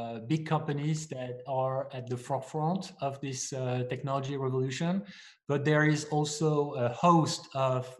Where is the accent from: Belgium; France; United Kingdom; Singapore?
France; moved away as an adult; also born or lived in Asia / New York; now in United States; I'm not from here. I was born in France, where I studied engineering and finance